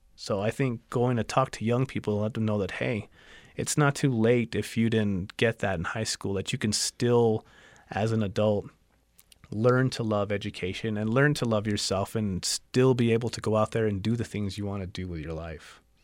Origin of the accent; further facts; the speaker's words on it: El Paso, Texas, United States; now in Tucson, United States; I'm from El Paso, Texas originally, and I live in Tucson, Arizona